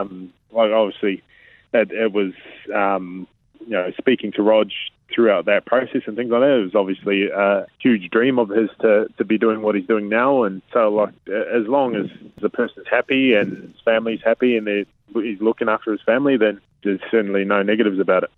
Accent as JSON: {"language": "English", "town": "Hastings", "region": "Hawke's Bay", "country": "New Zealand", "tie": "born or raised there", "said": "I grew up in a little place called Waipatu. It's it's in Hastings in, in Hawke's Bay"}